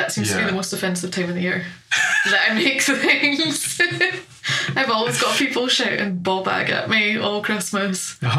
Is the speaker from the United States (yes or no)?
no; Falkirk, Scotland, United Kingdom; moved away as an adult; now in Aberdeen, United Kingdom; I'm from Falkirk in the Central Belt.